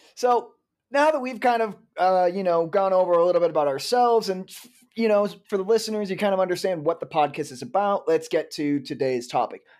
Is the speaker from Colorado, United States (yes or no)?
no; Iowa, United States; since I didn't grow up in Chicago, I grew up in Iowa.